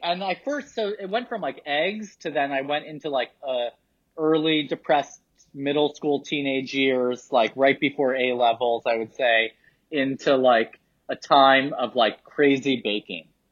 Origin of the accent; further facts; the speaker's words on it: New York City, New York, United States; I grew up in lower Manhattan in an area called Soho